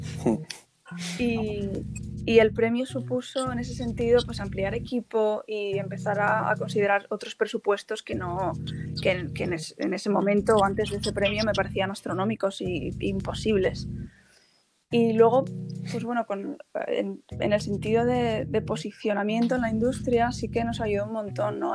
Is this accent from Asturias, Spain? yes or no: yes; Asturias, Spain; moved away as an adult; also born or lived in Madrid / London; yo soy asturiana